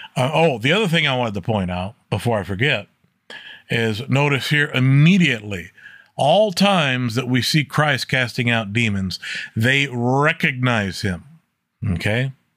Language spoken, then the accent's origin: English; United States; I as an American